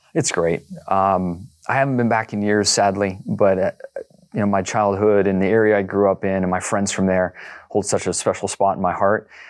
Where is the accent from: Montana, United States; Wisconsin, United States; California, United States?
California, United States; El Cajon; where I grew up in El Cajon was really kind of at the edge of, um, development at that point in time